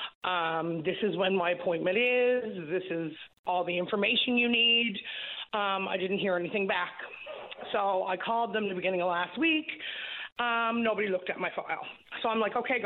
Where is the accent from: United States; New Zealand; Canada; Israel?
Canada; Labrador City, Newfoundland and Labrador; now in Gander, Canada; I'm from Labrador City